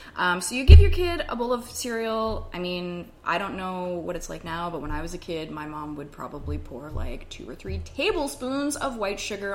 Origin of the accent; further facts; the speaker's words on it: Canada; I'm Canadian